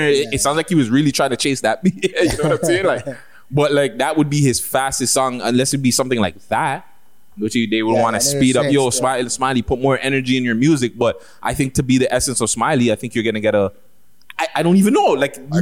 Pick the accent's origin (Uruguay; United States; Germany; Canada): Canada; Toronto, Ontario; We're both from Toronto.